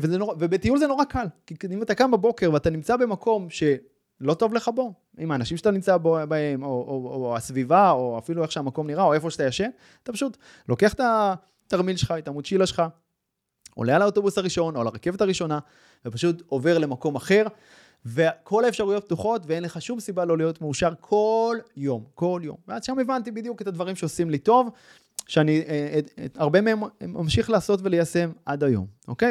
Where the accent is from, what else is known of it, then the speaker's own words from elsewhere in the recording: Kfar Saba, Central District, Israel; now in Mishmar HaSharon, Israel; אני גדלתי בכפר סבא, בשנות ה-שמונים